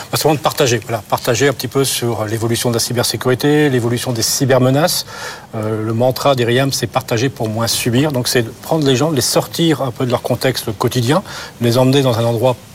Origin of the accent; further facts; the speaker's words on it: France; Non, on est français, on peut dire, on a la meilleure technologie du monde.